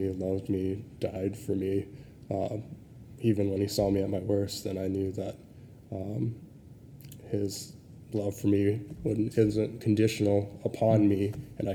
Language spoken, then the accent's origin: English; California, United States; I was raised in California by a single mom